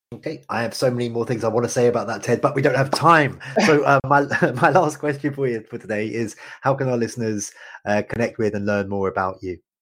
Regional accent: United Kingdom; as a Brit

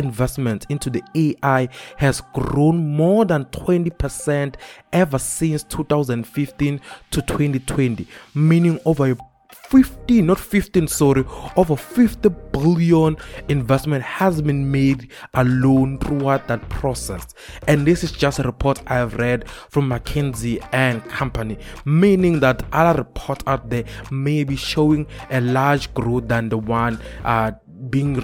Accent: South Africa

